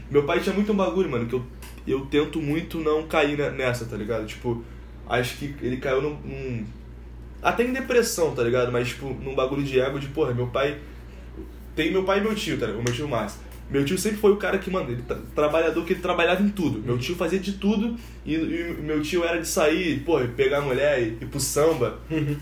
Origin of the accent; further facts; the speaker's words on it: Nova Iguaçu, Rio de Janeiro, Brazil; also born or lived in Ilha do Governador; com dois anos minha mãe se separou do meu pai e veio pra cá, pra, pra Nova Iguaçu. E, mano, a gente morou na, na casa da minha tia